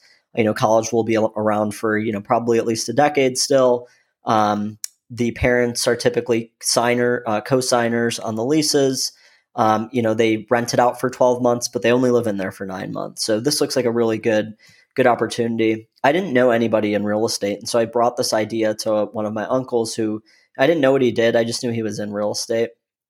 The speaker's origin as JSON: {"language": "English", "region": "Michigan", "country": "United States", "tie": "born or raised there", "lives_now": "Austin, United States", "said": "Originally, I'm from Michigan, born and raised there, you know, now living in beautiful Austin, Texas."}